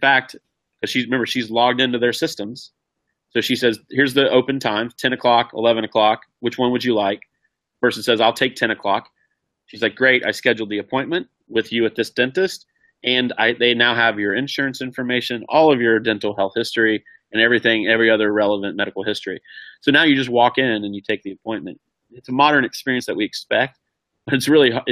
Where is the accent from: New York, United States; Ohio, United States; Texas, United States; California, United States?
Ohio, United States; moved away; my hometown, which is a small rural town in Ohio